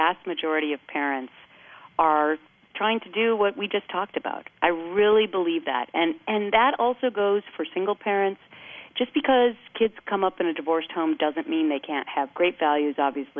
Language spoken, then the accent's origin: English; Midwest, United States; now in East Coast, United States; When I grew up in the Midwest, we'd like to say they were Midwestern sensibilities.